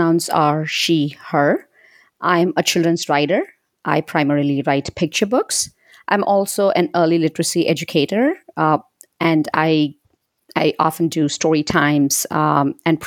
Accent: India; moved away as an adult; now in United States; I was born and raised in India, and I moved to the U.S. about two decades ago

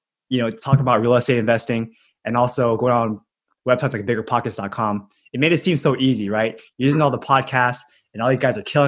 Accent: Los Angeles, California, United States; also born or lived in Bay Area; I was born and raised in California. We went to school in Los Angeles

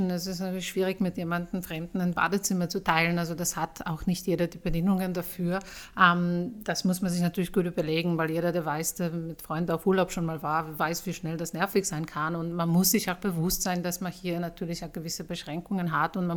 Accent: Poland; German is a second language; Ich bin Polin, also ich habe mit der Sprache dann ein bisschen einfacher gehabt.

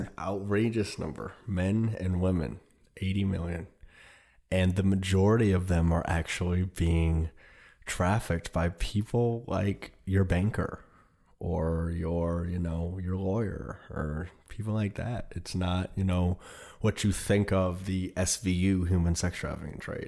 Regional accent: Detroit and Indianapolis, Midwest, United States; moved away; also born or lived in New York; I grew up in the Midwest. I grew up in Detroit and Indianapolis, where I didn't really know how big my father really was until we moved to New York.

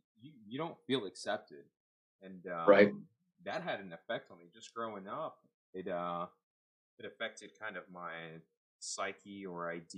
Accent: Alma Heights, United States; I grew up in Alma Heights pretty much my entire life until I was in fifth grade. And I kid you not, I was the only Spanish-speaking Mexican kid up until fourth grade.

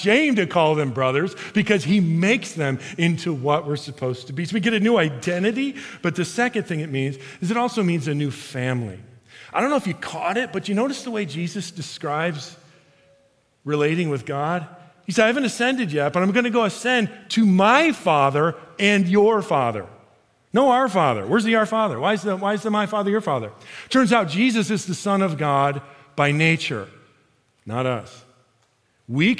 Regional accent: Chicago, Illinois, United States; I'm from Chicago

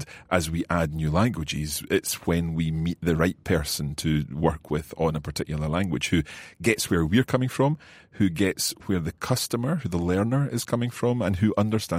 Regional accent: Scotland, United Kingdom; accent: Scottish; my Scottish accent, right. My English accent. I'm told that, and actually when I listen back to some of the earlier Coffee Break French and Spanish episodes, I was a wee bit more chuchtery, a wee bit more Scottish.

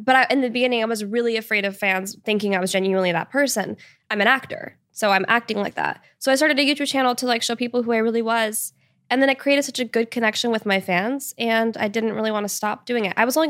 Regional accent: Washington, United States; now in Los Angeles, United States; and I grew up in Washington State. So like I should in theory be used to that, but I've totally gotten used to LA.

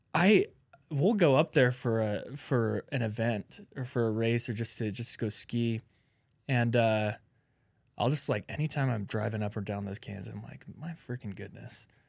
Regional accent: Alaska, United States; I'm from Alaska

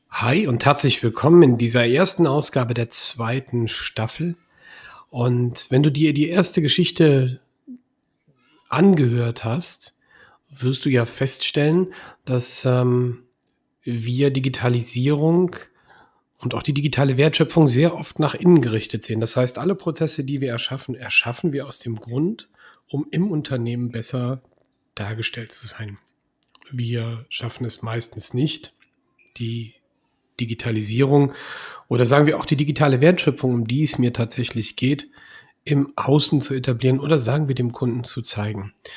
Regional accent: Bergisch Gladbach, North Rhine-Westphalia, Germany; now in Engelskirchen, Germany; Ich komme aus Bergisch Gladbach, bin in Bergisch Gladbach geboren und ich liebe diese Stadt.

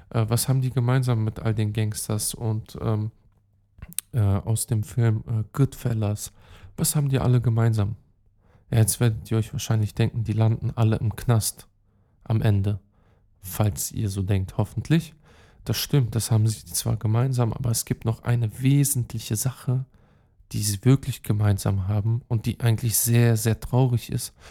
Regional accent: Belgrade, Serbia; German is a second language; Und ähm, dort übrigens, äh, ja, ist meine Heimat. Hm, meine Mom ist aus Pristina, Kosovo. Ich habe den serbischen Pass, Beograd, dort habe ich auch Familie, Belgrad, Belgrad äh, Hauptstadt Serbiens.

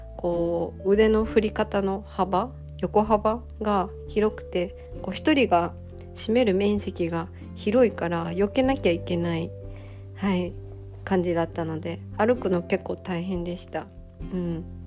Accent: Toki, Gifu, Japan; 私の地元、今住んでる岐阜県の土岐市は結構田舎なので

